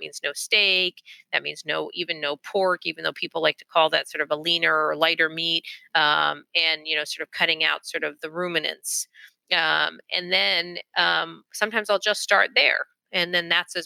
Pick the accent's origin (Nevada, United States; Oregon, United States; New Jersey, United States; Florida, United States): Florida, United States; I'm from Florida.